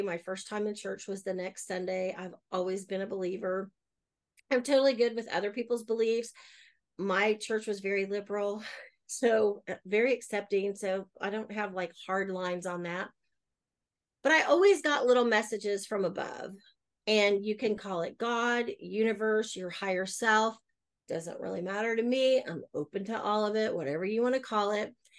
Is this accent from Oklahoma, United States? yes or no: yes; Oklahoma City, Oklahoma, United States; I'm born and raised in Oklahoma City. I have lived other places, but I always come back, and this is home.